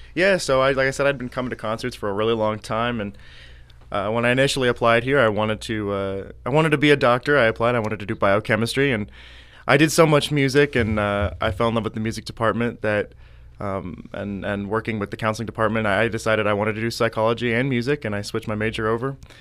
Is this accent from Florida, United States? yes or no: no; Pittsfield, Illinois, United States; I grew up in Pittsfield, Illinois.